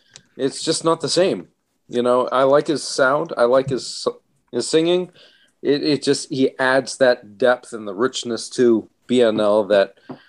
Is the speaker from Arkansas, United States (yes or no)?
no; Maine, United States; That's where I'm from, everybody. I'm from Maine.